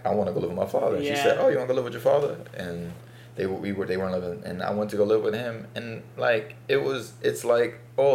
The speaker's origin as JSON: {"language": "English", "town": "New York City", "region": "New York", "country": "United States", "tie": "born or raised there", "said": "as a black kid growing up in Bed-Stuy"}